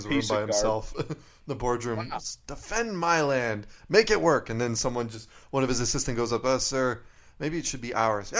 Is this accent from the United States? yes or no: no; Canada; I'm Canadian.